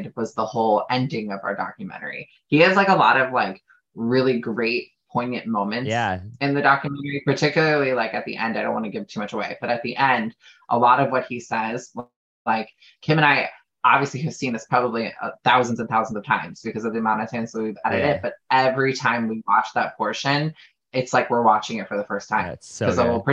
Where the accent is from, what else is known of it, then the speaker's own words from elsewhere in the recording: Chicago, Illinois, United States; moved away; I'm from Chicago originally.